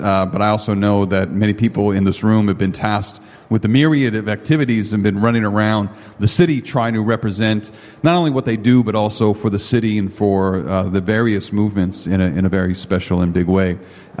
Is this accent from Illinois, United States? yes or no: yes; Chicago, Illinois, United States; And when he found out that I was from Chicago, he introduced me to a friend that we now share in common